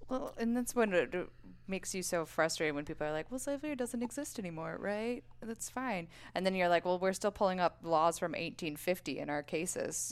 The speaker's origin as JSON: {"language": "English", "town": "Boulder", "region": "Colorado", "country": "United States", "tie": "born or raised there", "said": "born and raised in Boulder, Colorado."}